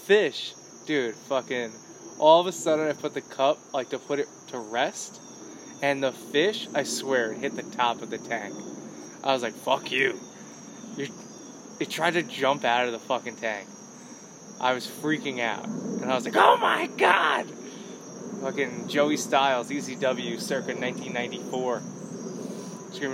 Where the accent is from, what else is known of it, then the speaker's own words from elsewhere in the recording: New York, United States; we're from New York